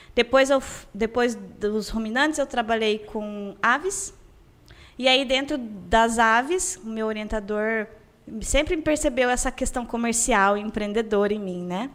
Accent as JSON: {"language": "Portuguese", "town": "Campo Grande", "region": "Mato Grosso do Sul", "country": "Brazil", "tie": "born or raised there", "said": "eu nasci em Campo Grande, eu morei no bairro universitário e hoje eu moro na Vila Ieda"}